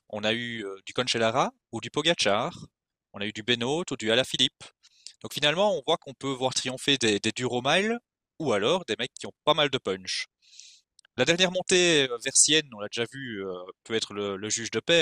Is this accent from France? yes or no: no; Belgium; on est belge